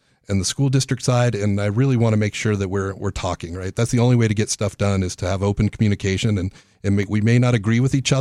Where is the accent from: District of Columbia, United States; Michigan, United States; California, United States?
California, United States; Los Angeles; moved away as an adult; also born or lived in Rancho Bernardo, California / San Diego, California; now in Grand Forks, United States; I originally was from San Fernando Valley, Los Angeles, and then went there for college